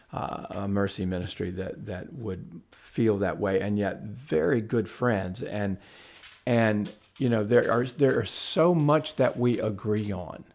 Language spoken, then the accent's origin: English; the South, United States; also born or lived in Huntsville, Alabama; I grew up Southern Baptist in the South.